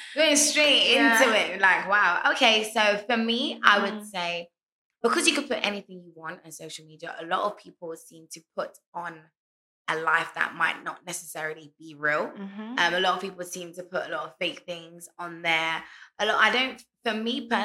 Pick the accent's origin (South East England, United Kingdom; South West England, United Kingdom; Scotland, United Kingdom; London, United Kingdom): London, United Kingdom; moved away as an adult; now in Ghana; Born and raised in London my whole life in the UK. And moved to Ghana nearly four years ago